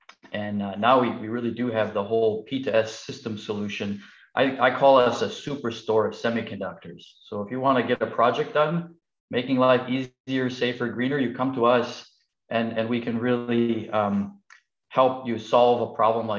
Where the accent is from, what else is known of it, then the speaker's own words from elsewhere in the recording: United States; as an American